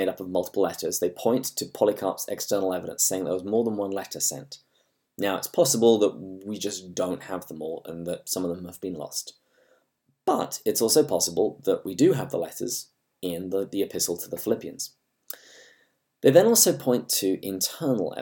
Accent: England, United Kingdom; accent: English; my English accent

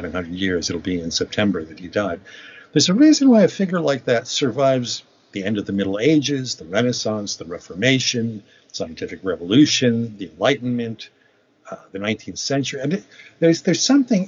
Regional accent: United States; I say this as an American

